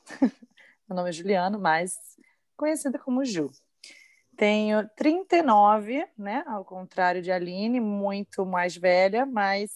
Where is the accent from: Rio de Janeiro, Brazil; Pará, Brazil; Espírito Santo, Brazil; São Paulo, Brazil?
Rio de Janeiro, Brazil; moved away; Carioca da Gema, sou do Rio de Janeiro. Mais precisamente, sou da Tijuca